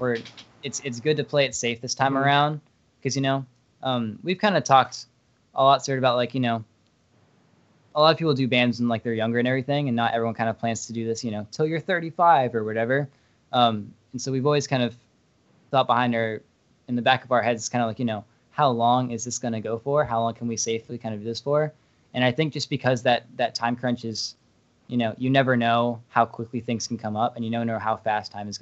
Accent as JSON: {"language": "English", "town": "Fairfax", "region": "Virginia", "country": "United States"}